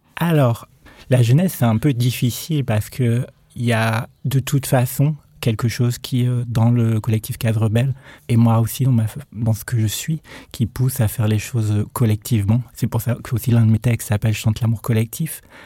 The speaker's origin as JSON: {"language": "French", "area": "Nord-Pas-de-Calais", "region": "Hauts-de-France", "country": "France", "tie": "born or raised there", "said": "J'ai grandi dans le Nord-Pas-de-Calais"}